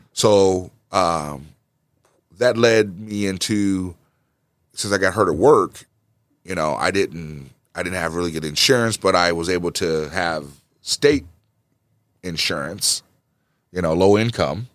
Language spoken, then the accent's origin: English; East Moline, Illinois, United States; also born or lived in Jackson, Mississippi; I grew up in East Moline. We moved, uh, from Jackson, Mississippi when I was three years old